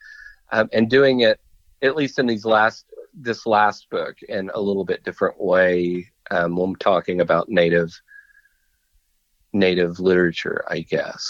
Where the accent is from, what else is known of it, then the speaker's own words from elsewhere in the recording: Oklahoma, United States; I'm from Oklahoma